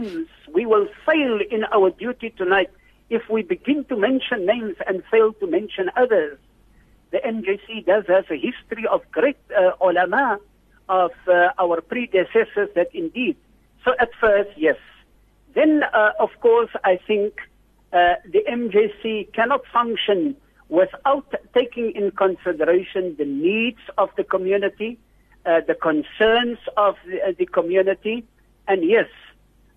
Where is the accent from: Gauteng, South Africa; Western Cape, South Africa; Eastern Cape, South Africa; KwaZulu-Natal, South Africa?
Western Cape, South Africa; Worcester; my community in Worcester, the town where I was born and come from